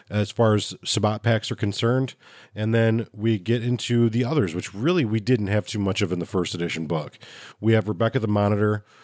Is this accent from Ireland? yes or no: no; Chicago, Illinois, United States; I'm from Chicago